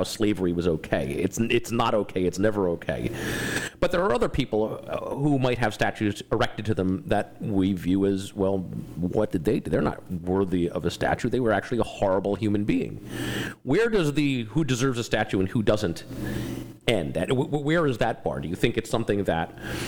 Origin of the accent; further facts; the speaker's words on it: Trenton, New Jersey, United States; moved away; also born or lived in Richmond, Virginia; I grew up in Trenton, New Jersey. I'm a Northeasterner.